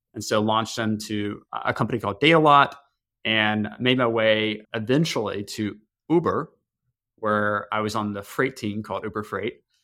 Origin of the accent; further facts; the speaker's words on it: Tennessee, United States; now in Chicago, United States; I grew up in a very small town in Tennessee